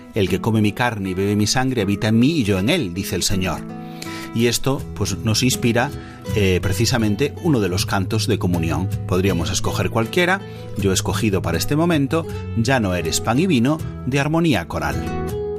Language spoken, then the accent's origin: Spanish; Galicia, Spain; mi tierra de Galicia